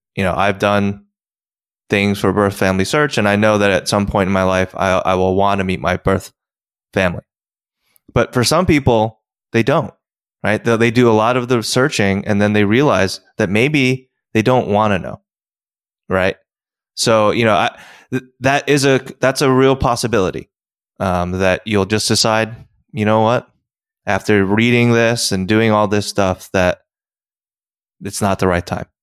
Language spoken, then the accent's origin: English; United States; also born or lived in South Korea; I know America